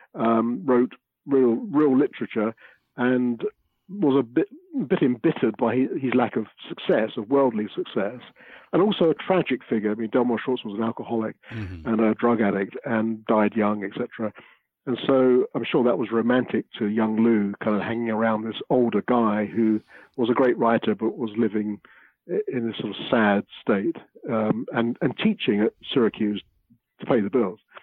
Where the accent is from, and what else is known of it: London, United Kingdom; born or raised there